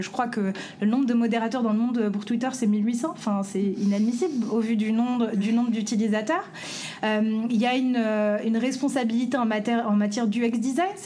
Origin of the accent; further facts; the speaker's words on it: France; en tant que, pays français, en tant que Français, en tant que en tant qu'Européen